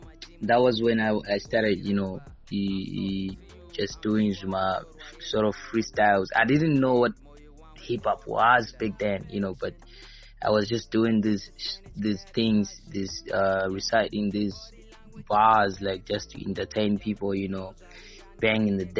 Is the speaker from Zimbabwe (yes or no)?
yes; Norton, Mashonaland West, Zimbabwe; I'm born and raised in Norton